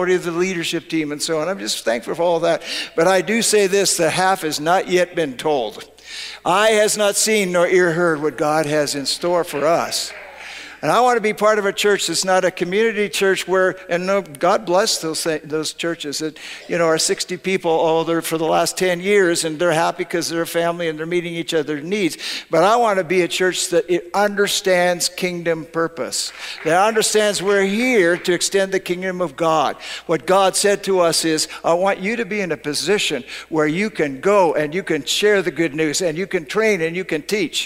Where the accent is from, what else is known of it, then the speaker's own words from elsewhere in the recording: Canada; now in United States; I grew up in Canada